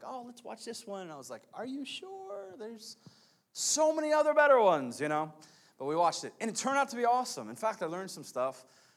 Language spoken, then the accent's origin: English; United States; we are American people, so we speak we speak English.